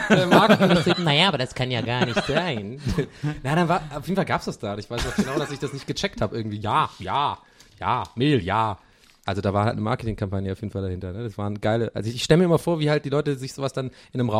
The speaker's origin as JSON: {"language": "German", "town": "Tübingen", "region": "Baden-Württemberg", "country": "Germany", "said": "Äh, bei uns in Tübingen gab es so einen Laden, der hieß Handelshof."}